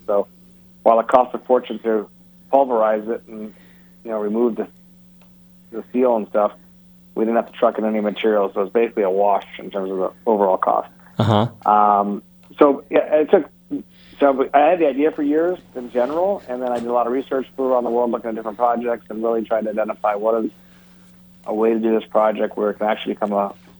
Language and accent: English; Detroit, Michigan, United States; I am from Detroit. I grew up in a car family